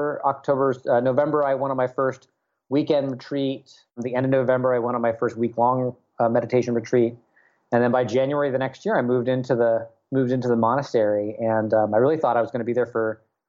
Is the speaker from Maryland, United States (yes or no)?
no; Nashville, Tennessee, United States; moved away as an adult; also born or lived in Washington, D.C. / Portland, Oregon; I grew up in Nashville, went to college at George Washington University